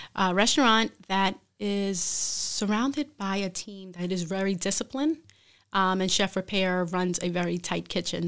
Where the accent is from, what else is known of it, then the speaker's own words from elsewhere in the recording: Brooklyn, New York, United States; moved away as an adult; also born or lived in Hartford; now in Bridgeport, United States; I am from Brooklyn originally